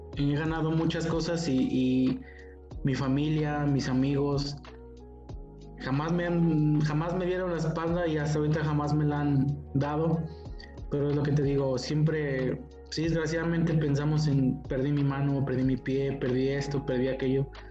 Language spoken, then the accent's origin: Spanish; San Luis Potosí, Mexico; soy aquí originario de San Luis Potosí